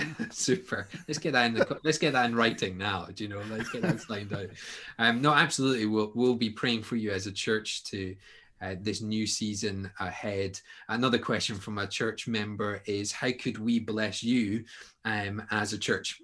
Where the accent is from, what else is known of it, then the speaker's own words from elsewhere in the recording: Scotland, United Kingdom; you're talking to Scotsmen here